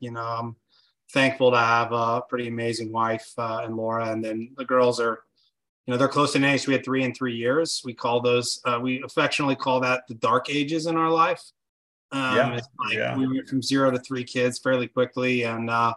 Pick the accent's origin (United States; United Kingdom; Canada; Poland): United States; Caldwell, Idaho; moved away; we grew up in Idaho